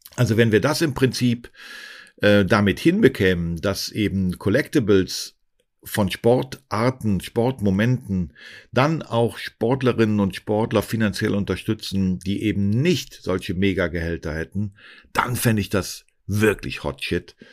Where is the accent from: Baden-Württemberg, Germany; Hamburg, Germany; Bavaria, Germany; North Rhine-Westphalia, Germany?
North Rhine-Westphalia, Germany; a small town near Cologne; moved away; ich komm aus einem kleinen Ort in der Nähe von Köln